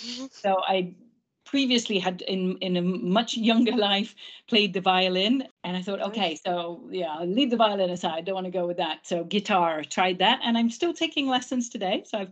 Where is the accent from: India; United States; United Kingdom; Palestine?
United Kingdom; England; first language English; Obviously, I'm English mother tongue.